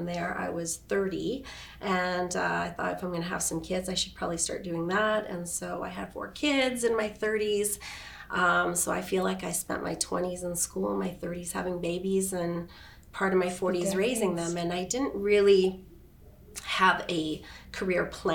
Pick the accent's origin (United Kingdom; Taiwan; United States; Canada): Canada; Edmonton, Alberta; moved away as an adult; now in Kelowna, Canada; grew up in Edmonton, born and raised